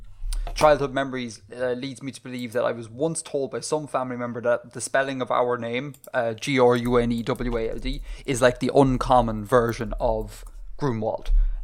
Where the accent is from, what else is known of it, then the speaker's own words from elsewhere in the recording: Ireland; growing up in Ireland, it was always like this exotic name.